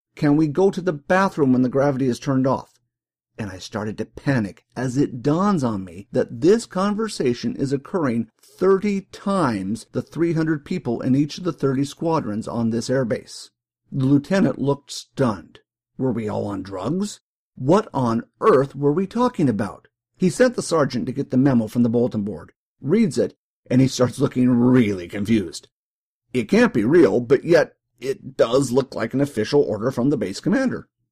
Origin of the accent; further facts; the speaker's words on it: New York, United States; moved away as an adult; Growing up in New York